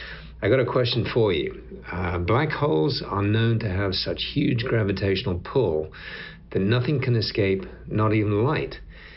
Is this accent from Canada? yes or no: no; Yorkshire and the Humber, United Kingdom; now in Fort Worth, United States; I live in Fort Worth, Texas, but I'm originally from Yorkshire in England.